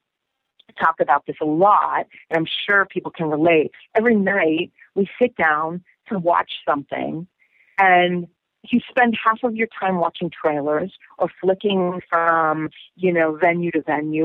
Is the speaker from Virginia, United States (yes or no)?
yes; Northern Virginia, United States; I grew up in Northern Virginia, outside of D.C.